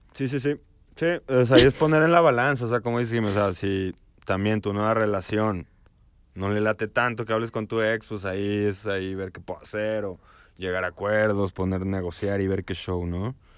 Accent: León, Guanajuato, Mexico; también somos de provincia, somos de León

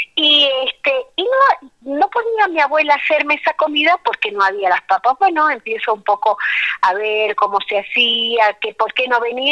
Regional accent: La Quiaca, Jujuy, Argentina; also born or lived in Tilcara / Abrapampa / Quebrada de Humahuaca / Puna; Yo nací en La Quiaca, que es el pueblo que está en el límite con Bolivia

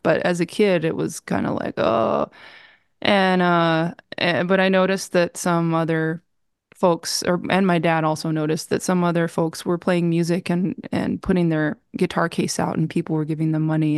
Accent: New Mexico, United States; moved away as an adult; also born or lived in Appleton, Wisconsin; when I left New Mexico, uh, to go to college, that was really difficult. Um, when I was eighteen

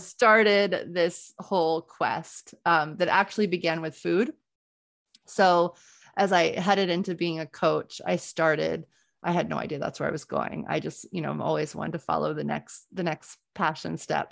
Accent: New Orleans, Louisiana, United States; moved away as an adult; now in Boston, United States; I grew up in New Orleans

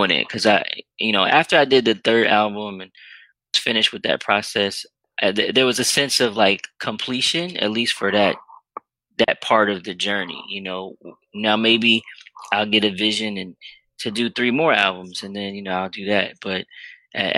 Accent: Richmond, Virginia, United States; where I grew up in Richmond, Virginia

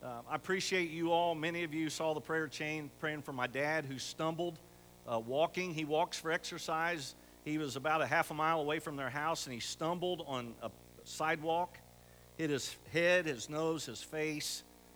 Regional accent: Camden, Ohio, United States; we're from Camden, and I have the privilege to pastor the Southern Baptist Church right there on the corner in Camden.

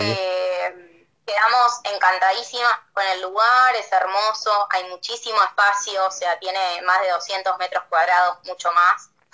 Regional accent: Buenos Aires Province, Argentina; moved away as an adult; now in Bariloche, Argentina; soy bonaerense, a ver, no soy de acá

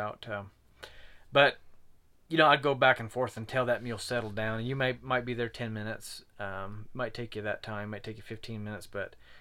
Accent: Utah, United States; We're from Utah, so we do say crick

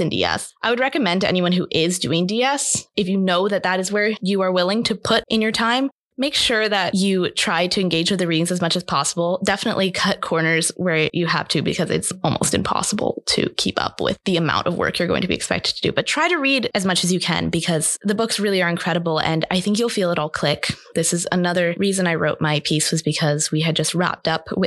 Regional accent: New York City, New York, United States; I'm a New Yorker

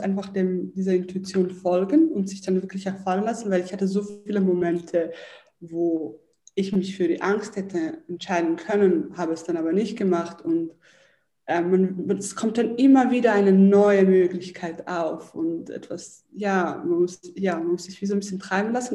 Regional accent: Zurich, Switzerland; ich bin in Zürich aufgewachsen

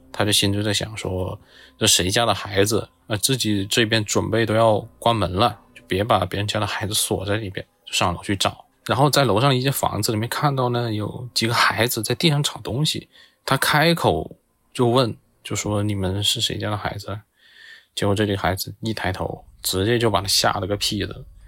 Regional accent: Zhuang-speaking hometown, Guangxi, China; accent: Zhuang; 我家乡的方言

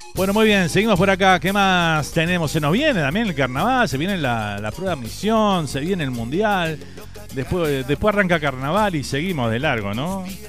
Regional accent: Uruguay; now in Miami, United States

